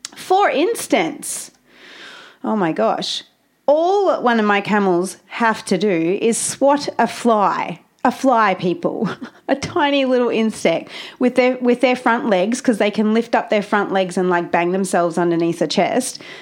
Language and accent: English; Australia; I'm Australian and I don't really talk like